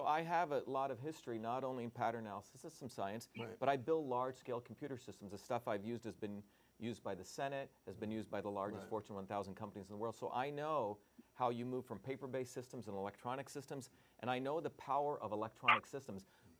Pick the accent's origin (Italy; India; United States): India; you know, I grew up in India and third world countries.